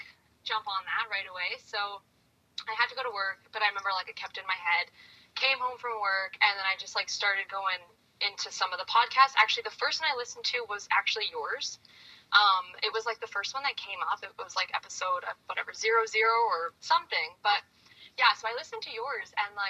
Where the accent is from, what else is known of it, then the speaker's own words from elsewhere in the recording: Canada; I'm from Canada, 25 years old